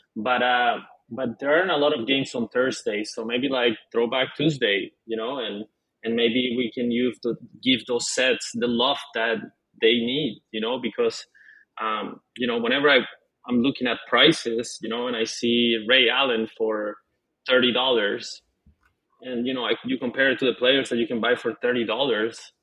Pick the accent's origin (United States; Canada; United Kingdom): Canada; I'm Canadian